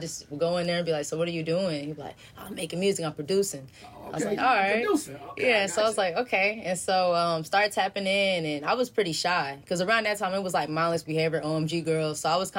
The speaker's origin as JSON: {"language": "English", "town": "Grand Prairie", "region": "Texas", "country": "United States", "said": "I'm from Grand Prairie, Texas."}